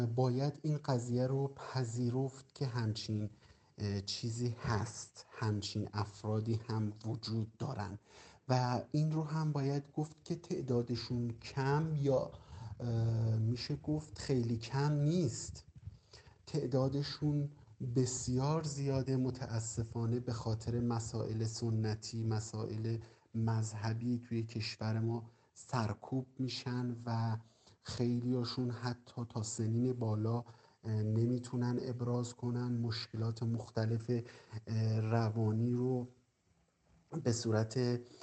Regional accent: Qazvin, Qazvin Province, Iran; 35 سالمه و از قزوین هستم

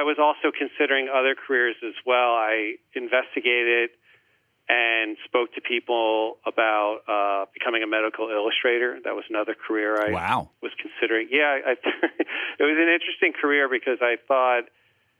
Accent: Plainfield, New Jersey, United States; I grew up in Plainfield, New Jersey

